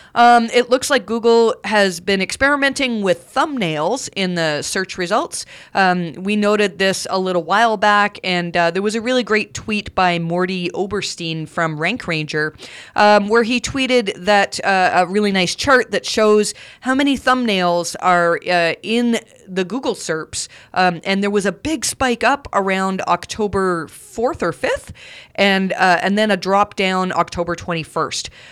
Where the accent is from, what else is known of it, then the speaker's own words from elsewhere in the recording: Canada; accent: Canadian; my Canadian accent